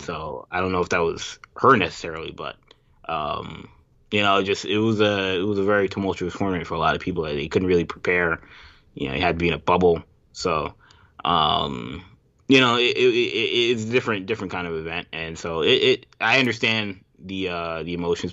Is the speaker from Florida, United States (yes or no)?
no; New York, United States; as a New Yorker